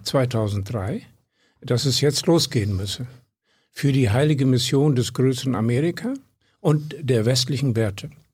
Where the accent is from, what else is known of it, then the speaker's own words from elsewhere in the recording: Südoldenburg, Lower Saxony, Germany; moved away; also born or lived in Berlin; Ich weiß es von meinem Heimatdorf wo ich aufgewachsen bin. Einem treu und streng katholischen Südenoldenburger Kaff ehemals